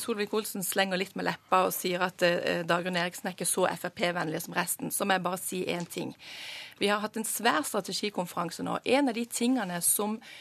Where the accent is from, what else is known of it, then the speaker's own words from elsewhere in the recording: Sørlandet, Southern Norway, Norway; Nå kommer jeg fra Sørlandet